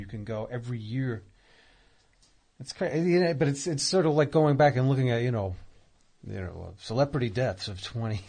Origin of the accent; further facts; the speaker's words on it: New York, United States; Moshaloo Parkway.